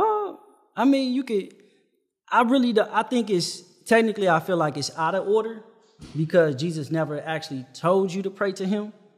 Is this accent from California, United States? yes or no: yes; Compton, California, United States; I'm from Compton